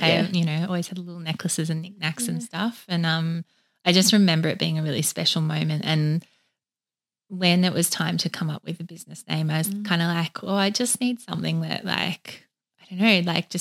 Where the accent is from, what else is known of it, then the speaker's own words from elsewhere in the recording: Woodend, Victoria, Australia; I grew up in Country Vic, far away from the ocean.